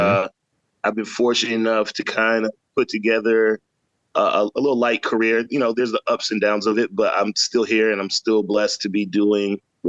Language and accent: English; St. Croix, U.S. Virgin Islands; now in Atlanta, United States; I'm from St. Croix, USVI. I grew up there as a youth and then moved to the States in like 89 after Hugo. And I've been in the States ever since. I would, you know, go back home to visit here and there.